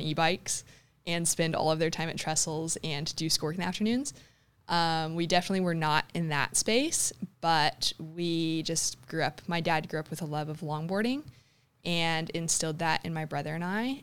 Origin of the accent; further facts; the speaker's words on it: Huntington Beach, California, United States; moved away as an adult; also born or lived in South Africa / Thirroul, Australia; I grew up in Huntington Beach, um, just up the road